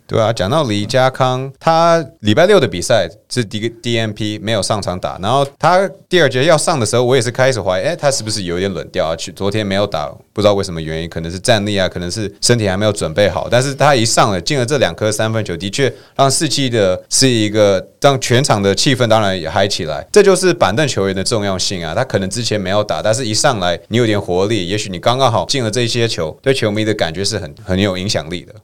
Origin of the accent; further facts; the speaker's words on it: United States; 我们美国人